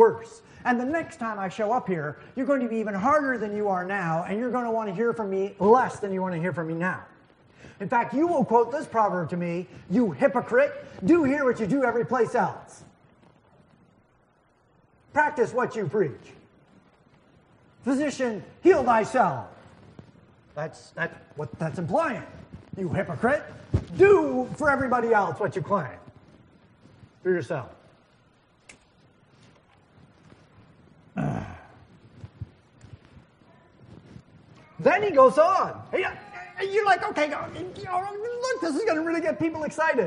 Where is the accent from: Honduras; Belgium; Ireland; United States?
United States; New Hampshire; I grew up in New Hampshire